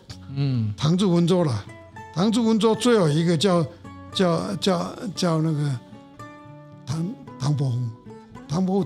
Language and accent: Chinese; Hsinchu, Taiwan; born there; 新竹生就是是是是室内的，室内的，